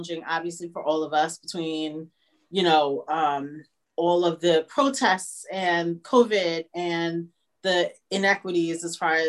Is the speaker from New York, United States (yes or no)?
yes; New York, United States; we're from New York